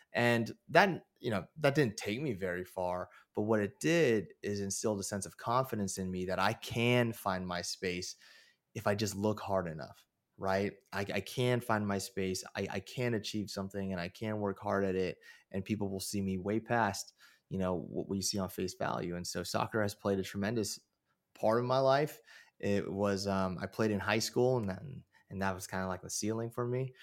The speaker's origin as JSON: {"language": "English", "town": "Moraga", "region": "California", "country": "United States", "tie": "born or raised there", "said": "growing up in Moraga"}